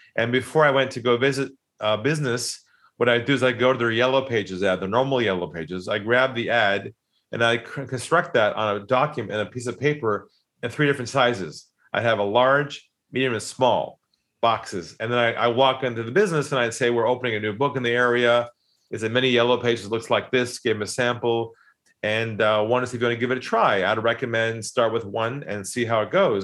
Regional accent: San Diego, California, United States; moved away as an adult; now in Sydney, Australia; I grew up in San Diego

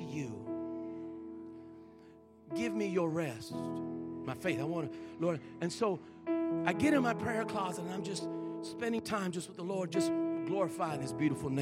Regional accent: Colorado, United States; I'm born and raised in Colorado

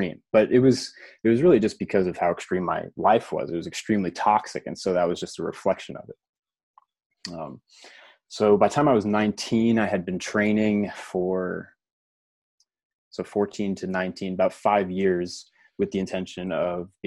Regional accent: United States; I grew up right outside New York City

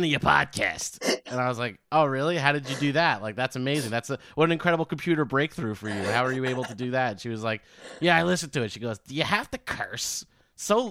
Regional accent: New York City, New York, United States; I'm from New York and I grew up with the insane parents from Queens

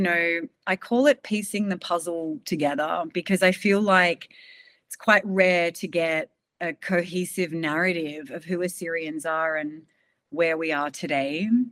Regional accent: Sydney, New South Wales, Australia; I was born in Sydney. I've sort of lived here most of my life, actually.

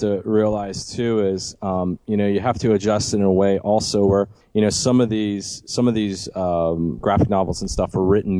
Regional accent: South Florida, United States; My grandmother speaks it fluently and still does when I go and see her, but I grew up in South Florida, so there's really not a big need of French down there.

